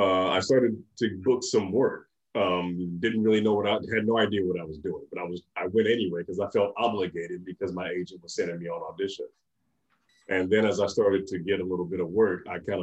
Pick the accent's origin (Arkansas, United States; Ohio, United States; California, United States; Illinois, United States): California, United States; Pittsburg; Born and raised in Pittsburgh, California, out in Contra Costa County.